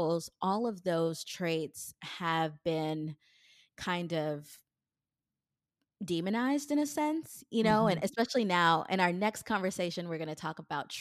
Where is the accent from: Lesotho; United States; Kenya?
Kenya; I'm a Kenyan, and Kenyan women are really not supposed to express anger